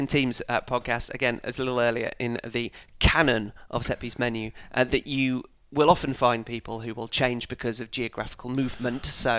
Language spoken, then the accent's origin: English; South West England, United Kingdom; We are ending this discussion where we began it, in the southwest of England. I am from Cornwall, not Devon.